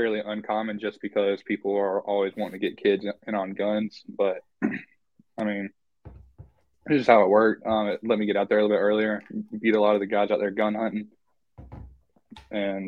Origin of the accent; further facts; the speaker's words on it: Piedmont region around Raleigh, North Carolina, United States; I'm from North Carolina. Specifically the Piedmont region up around Raleigh